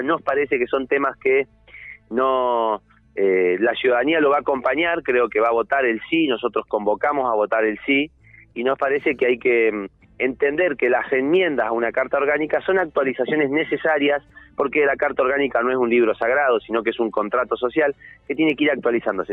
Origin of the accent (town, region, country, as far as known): Neuquén, Argentina